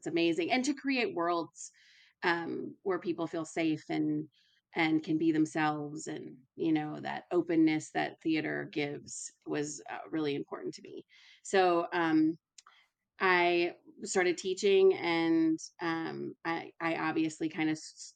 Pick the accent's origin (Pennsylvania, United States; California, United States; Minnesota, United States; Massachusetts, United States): Minnesota, United States; moved away as an adult; also born or lived in Alabama; now in Lawrence, United States; I'm originally from Minnesota, and I moved to the South to go to school